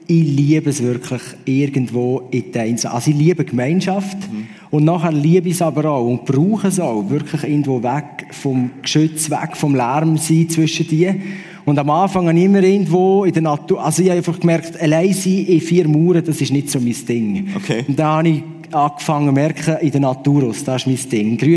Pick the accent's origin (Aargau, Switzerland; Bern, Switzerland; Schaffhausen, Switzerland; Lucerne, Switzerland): Aargau, Switzerland; bin ich irgendwo am See laufen, wo ich aufgewachsen bin, am Halwiler See, sorry, nicht Zürichsee.